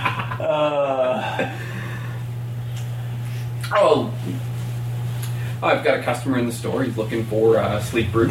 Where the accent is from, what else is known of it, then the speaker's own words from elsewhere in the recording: Canada; we're Canadian